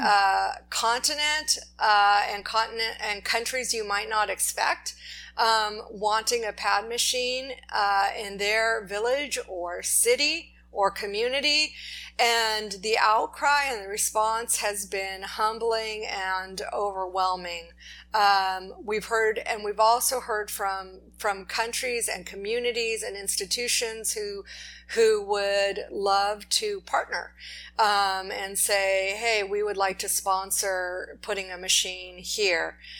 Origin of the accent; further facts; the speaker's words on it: Los Angeles, California, United States; we're from Los Angeles